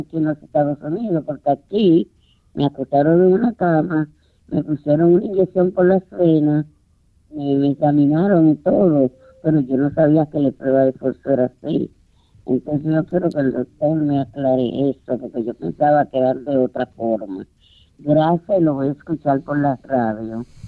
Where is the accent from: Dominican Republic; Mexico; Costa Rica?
Dominican Republic; now in United States; en mi país, en la República Dominicana